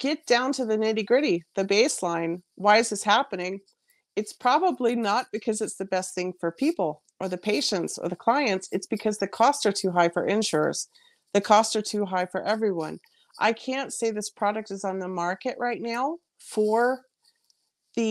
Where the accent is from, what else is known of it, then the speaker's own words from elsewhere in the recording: Alaska, United States; moved away as an adult; also born or lived in Bavaria, Germany; now in Germany; I'm originally from America, but have been living over here for about 20 years already, from Alaska.